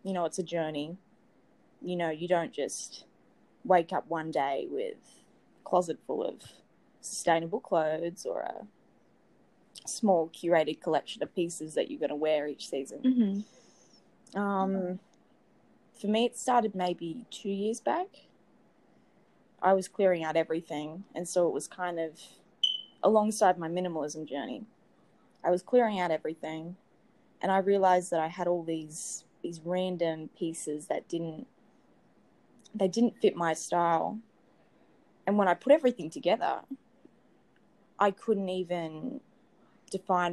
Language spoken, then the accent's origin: English; Sydney, New South Wales, Australia; I'm from Sydney, Australia